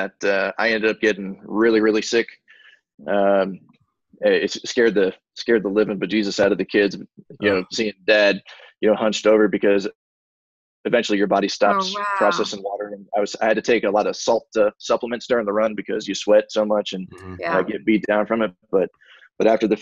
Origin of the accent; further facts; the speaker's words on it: Florida, United States; moved away; I grew up in Florida, about an hour away from Disney